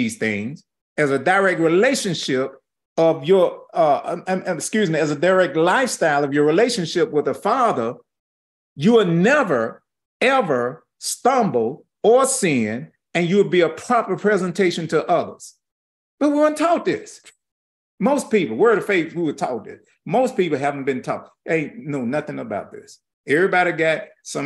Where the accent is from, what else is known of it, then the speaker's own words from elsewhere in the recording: St. Louis, Missouri, United States; I'm just from St. Louis, Missouri, born in Homer G. Hospital